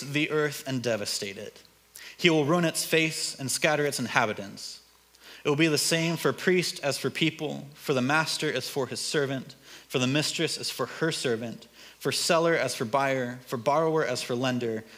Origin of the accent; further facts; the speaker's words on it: United States; moved away as an adult; also born or lived in Hungary; I grew up in Washington